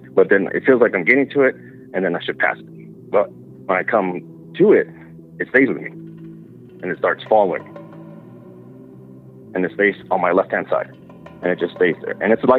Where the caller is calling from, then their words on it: San Antonio, Texas, United States; I'm calling from San Antonio, Texas.